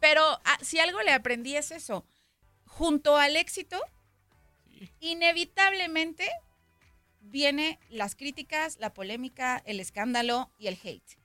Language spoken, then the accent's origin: Spanish; Guadalajara, Jalisco, Mexico; hablando como tapatía, pues en Jalisco